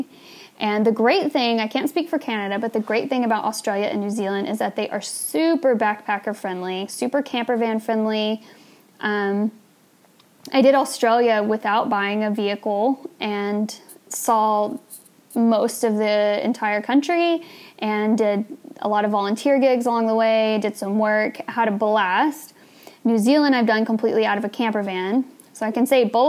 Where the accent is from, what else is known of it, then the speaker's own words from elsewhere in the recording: United States; as an American